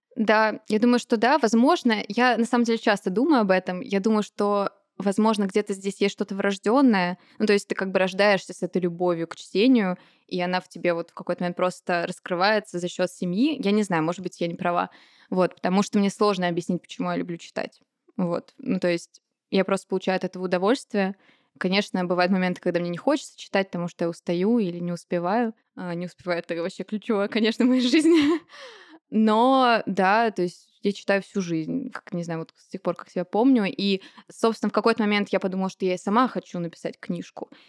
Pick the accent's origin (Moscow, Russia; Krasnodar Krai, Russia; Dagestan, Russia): Moscow, Russia; Я родилась и выросла в Москве.